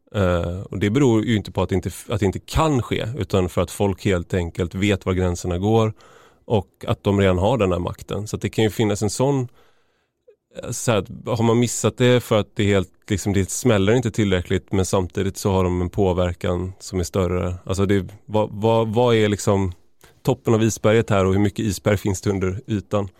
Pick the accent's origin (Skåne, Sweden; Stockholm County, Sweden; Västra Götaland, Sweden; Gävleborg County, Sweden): Västra Götaland, Sweden; Gothenburg; där jag kommer ifrån i Göteborg, i Majorna